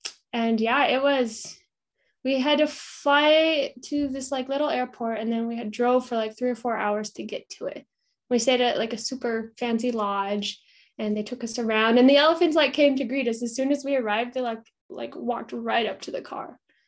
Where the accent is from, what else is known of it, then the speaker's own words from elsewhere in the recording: Casper, Wyoming, United States; also born or lived in Colombia / Germany / Tanzania; now in Salt Lake City, United States; I'm currently based in Salt Lake City, Utah. I grew up in Casper, Wyoming, so not too far from here